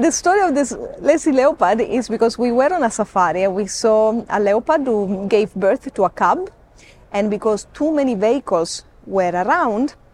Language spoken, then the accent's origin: English; Sicily, Italy; now in Kenya; I am Italian. You are Italian. Okay. Yes, I'm from Sicily.